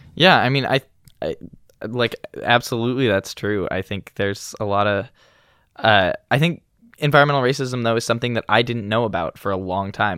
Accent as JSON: {"language": "English", "town": "Eugene", "region": "Oregon", "country": "United States", "tie": "born or raised there", "also_born_or_lived": "Walla Walla, Washington", "moved": "as an adult", "said": "I grew up in Eugene, Oregon, but I've spent the past four years up in college in Walla Walla, Washington."}